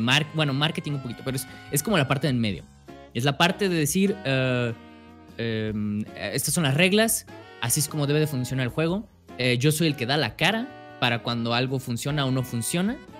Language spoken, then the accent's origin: Spanish; Guadalajara, Jalisco, Mexico; yo soy de México, ah, específicamente de Guadalajara